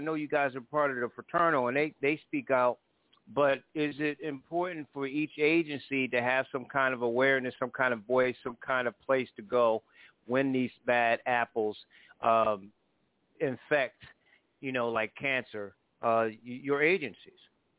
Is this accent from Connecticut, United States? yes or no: yes; New Haven, Connecticut, United States; I'm from New Haven. It's predominantly black, Hispanic.